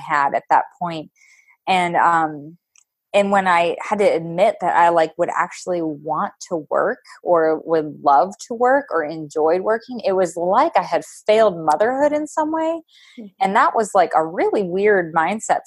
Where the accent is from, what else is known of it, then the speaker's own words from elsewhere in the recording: Pennsylvania, United States; moved away as an adult; now in Wisconsin, United States; I'm not even from Wisconsin. We live here now. I'm from Pennsylvania